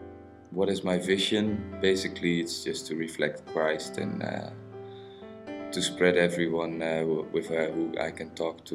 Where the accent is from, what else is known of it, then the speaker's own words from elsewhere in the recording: Alphen aan den Rijn, South Holland, Netherlands; I'm from Alphen aan den Rijn